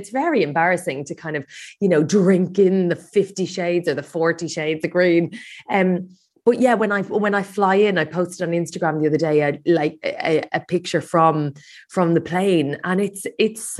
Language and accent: English; Ireland; now in London, United Kingdom; so yeah, but I I grew up in Ireland. It, it does feel like quite a bit uh, a big part of my identity, and I just I I love Ireland. It's still very much home. I live in London